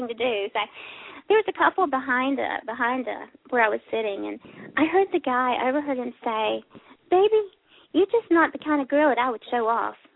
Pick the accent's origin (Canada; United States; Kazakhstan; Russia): United States; South Carolina; now in Texas, United States; I'm a Carolina girl. I was born and raised in South Carolina, and I'm currently living in Texas.